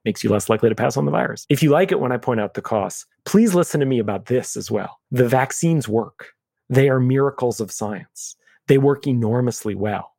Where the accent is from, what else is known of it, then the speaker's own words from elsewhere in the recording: New York City, New York, United States; I'm a New Yorker. I'm a third generation New Yorker. I lived in New York on September eleventh, two thousand one